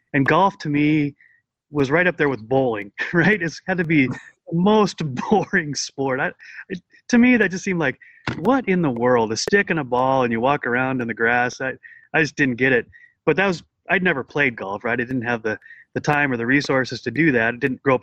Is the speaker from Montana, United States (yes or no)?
yes; Montana, United States; I grew up in Montana